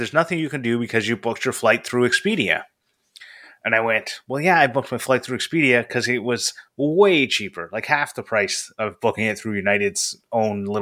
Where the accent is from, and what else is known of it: Canada